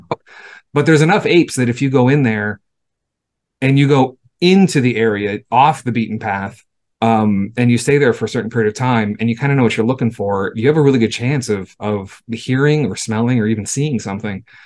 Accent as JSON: {"language": "English", "town": "Los Angeles", "region": "California", "country": "United States", "tie": "born or raised there", "said": "I grew up in Southern California. I grew up in LA. I'm a city kid."}